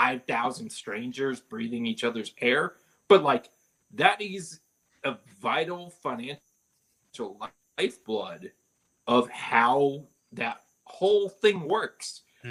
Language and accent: English; San Diego, California, United States; I grew up in San Diego